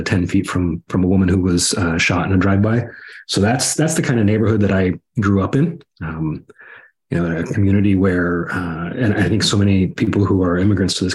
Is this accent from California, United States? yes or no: yes; Los Angeles, California, United States; moved away as an adult; also born or lived in Pasadena / El Monte / Minneapolis; now in Tennessee, United States; I grew up in Southern California, Los Angeles area